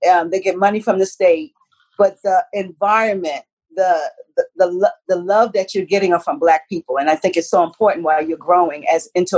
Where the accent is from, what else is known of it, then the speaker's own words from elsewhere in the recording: South Carolina, United States; also born or lived in New York, United States; I started in New York, but I came from South Carolina